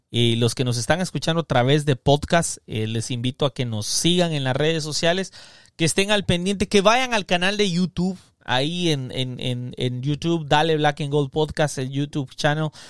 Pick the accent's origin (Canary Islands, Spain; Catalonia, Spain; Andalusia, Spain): Catalonia, Spain; Barcelona; Soy de Barcelona, ah, he crecido en una familia humilde.